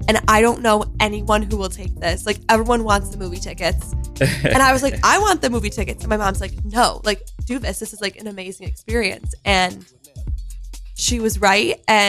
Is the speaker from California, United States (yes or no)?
no; Rochester, New York, United States; now in New York City, United States; I'm originally from Rochester, New York. So okay. Like way up by Canada. And then moved to the city.